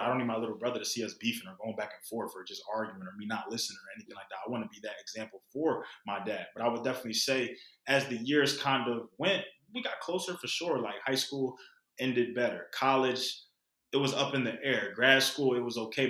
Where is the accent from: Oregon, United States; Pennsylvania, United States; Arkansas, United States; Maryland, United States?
Pennsylvania, United States; Philadelphia; growing up in Philly